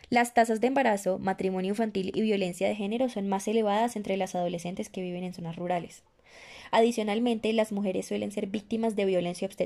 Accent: Colombia; estudiantes de medicina también nos veríamos afectadas en el futuro como profesionales y en el presente como colombianas.

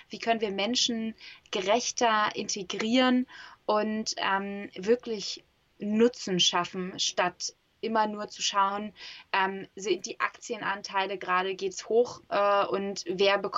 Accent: Hamburg, Germany

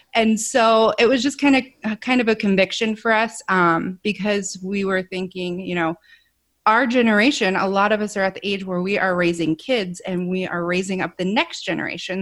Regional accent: Ohio, United States; moved away as an adult; also born or lived in California; we're born and raised in Ohio, so we're back here with family

